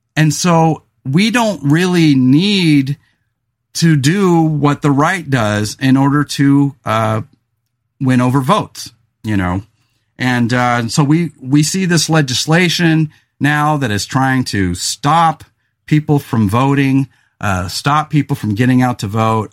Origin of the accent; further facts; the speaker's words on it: California, United States; also born or lived in Willamette Valley, Oregon; now in Oregon, United States; growing up in California